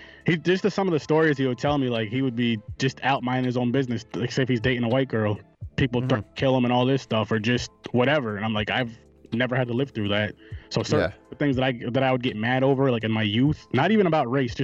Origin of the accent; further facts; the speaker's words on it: Schenectady, New York, United States; Yep, Schenectady. Not too far. Well, it's about 3 hours from the city, but yeah, I was born and raised here.